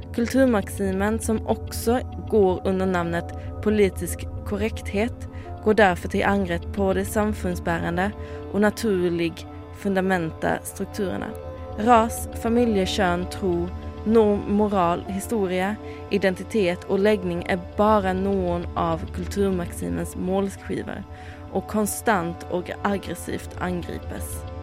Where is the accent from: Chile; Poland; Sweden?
Sweden; moved away; jeg er fra Sverige